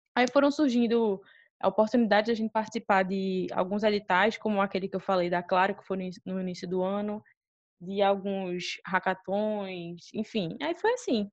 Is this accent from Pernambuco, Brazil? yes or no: yes; Recife, Pernambuco, Brazil; a gente é de Recife, e aqui tem um Porto Digital